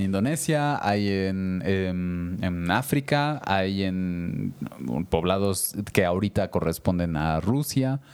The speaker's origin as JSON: {"language": "Spanish", "region": "Mexico City", "country": "Mexico", "tie": "born or raised there", "moved": "yes", "lives_now": "Querétaro, Mexico", "said": "yo que me crié en Ciudad de México, de niños"}